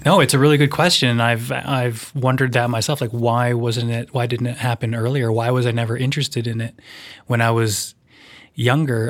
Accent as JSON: {"language": "English", "town": "Vancouver", "region": "British Columbia", "country": "Canada", "tie": "born or raised there", "lives_now": "Nelson, Canada", "said": "where I grew up, in a suburb of Vancouver, it was a, a very white place."}